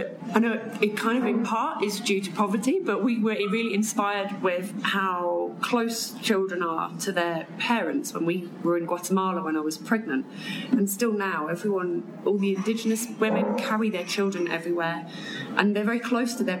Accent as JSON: {"language": "English", "area": "Cornwall", "region": "South West England", "country": "United Kingdom", "said": "I'm from Cornwall in the UK, which is like the big toe at the bottom of the country"}